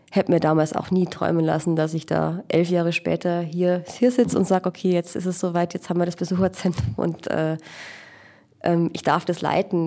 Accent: Regensburg, Bavaria, Germany; ich bin eine äh, Regensburger Aborigine, also Ureinwohnerin sozusagen, geboren hier

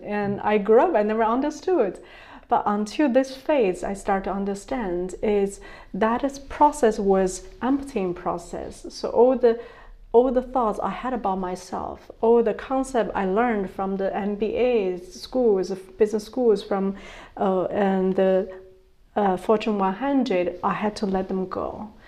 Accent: China; moved away; also born or lived in Germany / United States; I was born in China

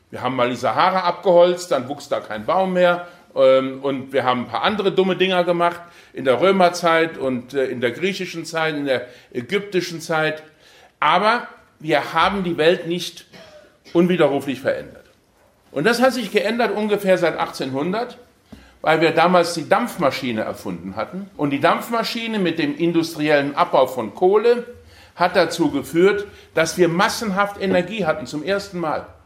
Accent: Aachen, North Rhine-Westphalia, Germany; Ich komme aus Aachen da und habe gedacht, bin mal gespannt, wie das aussieht.

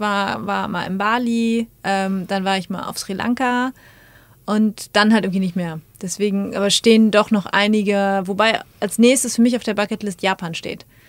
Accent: Münster, North Rhine-Westphalia, Germany; also born or lived in Wiesbaden / Frankfurt; now in Dortmund, Germany; komme ursprünglich aus Münster, mhm. also nicht ganz so weit weg, war allerdings die letzten 15 Jahre nicht in NRW

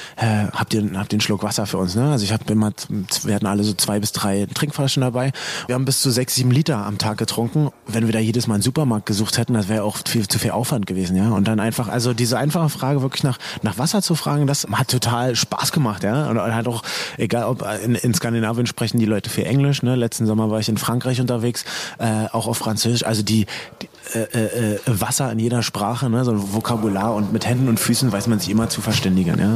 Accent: Berlin, Germany; Ich bin in Berlin groß geworden

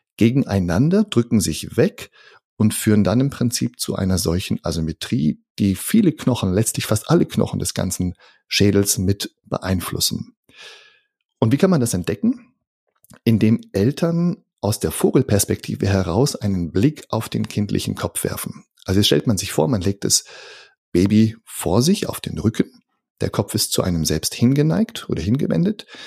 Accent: Northern Germany, Germany; moved away as an adult; also born or lived in near Karlsruhe, Germany; now in Karlsruhe area, Germany; Ich komme aus dem Norden von Deutschland, fühle mich tatsächlich auch dem Norden nach wie vor sehr verbunden, aber wohne jetzt hier mit meiner Familie ganz im Süden von Deutschland

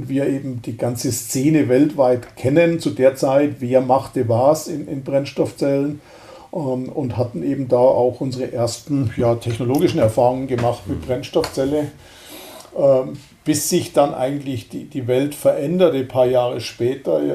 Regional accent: Lindau, Bavaria, Germany; Also ich bin ja aus Lindau, wohne in Lindau am Bodensee und das ist einfach schön.

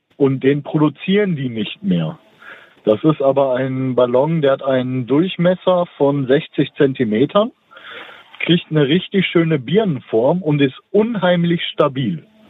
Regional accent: Dortmund, North Rhine-Westphalia, Germany; moved away; Das ist also meine Heimatstadt, auch wenn ich nicht mehr da wohne

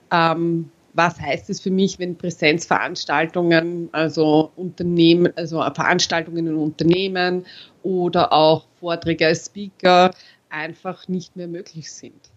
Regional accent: Austria; born there; habe als äh, geborener Österreicher den Unterschied zwischen Aktien und Anleihen nicht gekannt

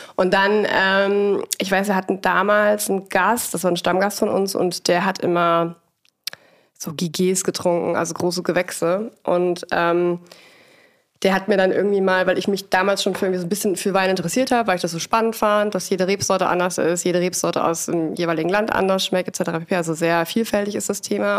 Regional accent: Siebengebirge near Bonn, North Rhine-Westphalia, Germany; also born or lived in Geisenheim; Ich komme aus dem Rheinland, aus dem wunderschönen Siebengebirge, dem Naturpark sozusagen von Bonn.

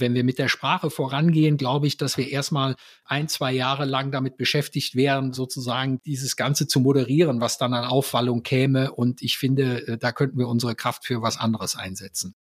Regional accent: Mönchengladbach, North Rhine-Westphalia, Germany; bei uns in Mönchengladbach

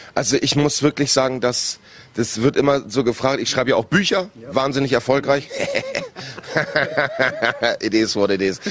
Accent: Northern Germany, Germany; als Norddeutscher

